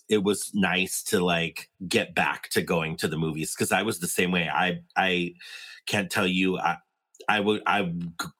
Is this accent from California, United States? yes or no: yes; San Diego, California, United States; I was born in San Diego, and we used to go to the San Diego Zoo.